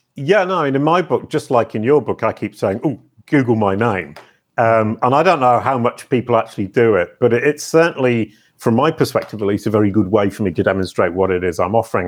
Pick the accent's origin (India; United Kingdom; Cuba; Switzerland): United Kingdom; I'm British